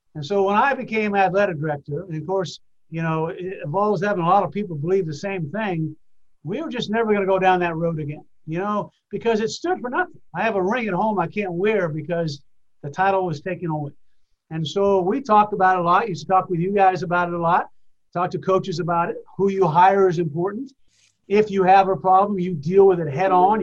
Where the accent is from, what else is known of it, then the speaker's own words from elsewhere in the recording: New Hampshire, United States; moved away as an adult; also born or lived in Washington, D.C. / Vermont; now in Gainesville, United States; I grew up in New Hampshire